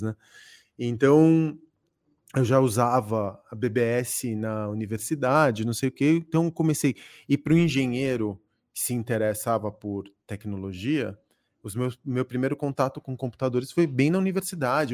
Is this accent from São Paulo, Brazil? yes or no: yes; São Paulo, Brazil; born or raised there; also born or lived in Córdoba, Argentina